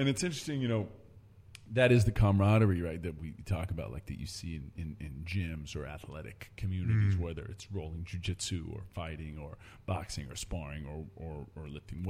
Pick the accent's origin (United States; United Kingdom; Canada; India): United Kingdom; Oxford, South East England; born there; I was born in Oxford, England, and my mother's British, my grandfather's British, all the way back.